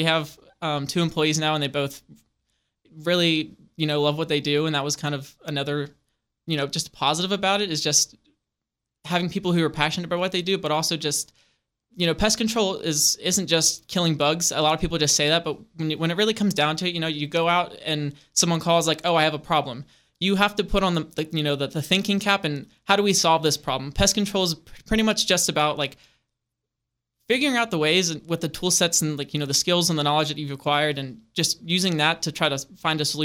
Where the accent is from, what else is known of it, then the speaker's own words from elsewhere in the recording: Berkeley Springs, West Virginia, United States; growing up in Berkeley Springs, being able to go in the castle